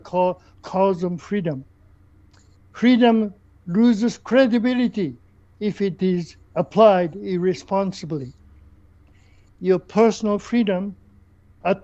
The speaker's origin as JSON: {"language": "English", "country": "Japan", "tie": "born or raised there", "also_born_or_lived": "South Africa", "moved": "as an adult", "lives_now": "Canada", "said": "I come from Japan"}